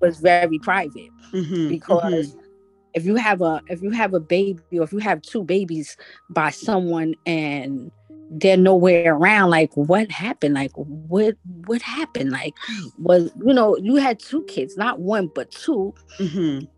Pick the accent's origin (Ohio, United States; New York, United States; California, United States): New York, United States; New York City; I grew up in Brooklyn